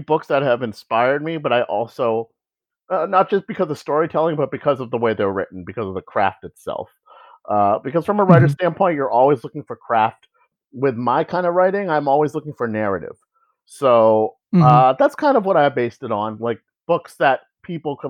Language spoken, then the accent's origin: English; New Jersey, United States; I grew up in Jersey